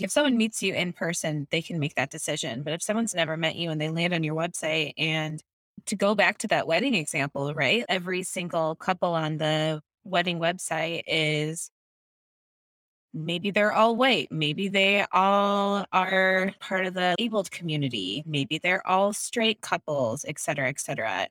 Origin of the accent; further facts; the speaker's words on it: Minnesota, United States; I am a Minnesotan, but my family says y'all